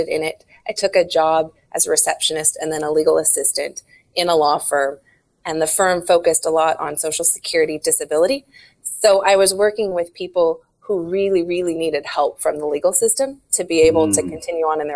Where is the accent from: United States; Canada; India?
United States; Washington; I'm from Washington State